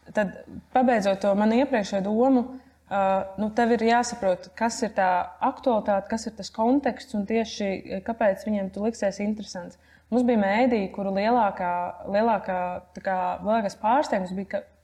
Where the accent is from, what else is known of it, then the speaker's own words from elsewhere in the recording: Latvia; es esmu no Latvijas